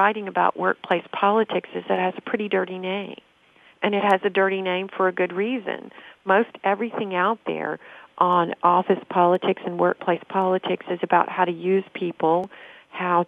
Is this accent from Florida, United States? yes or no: no; Nashville, Tennessee, United States; I'm from Nashville